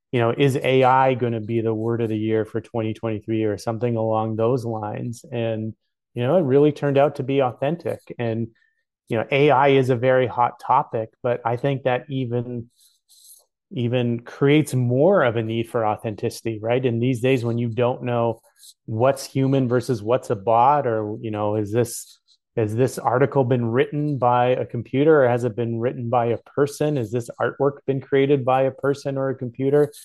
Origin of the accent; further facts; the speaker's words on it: Canada; as a Canadian